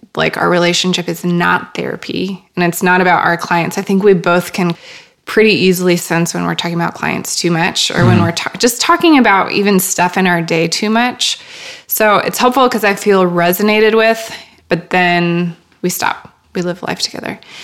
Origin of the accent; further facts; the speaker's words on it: Worthington, Minnesota, United States; I am originally from a small town in Minnesota called Worthington